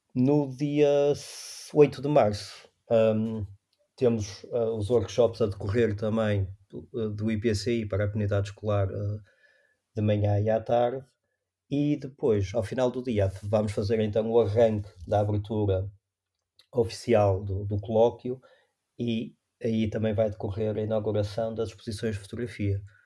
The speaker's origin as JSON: {"language": "Portuguese", "town": "Maia", "region": "Norte", "country": "Portugal", "tie": "born or raised there", "also_born_or_lived": "Porto", "said": "eu nasci no Porto, mas os meus pais vivem na Maia e eu vivi e estudei até ir para, para a universidade na Maia"}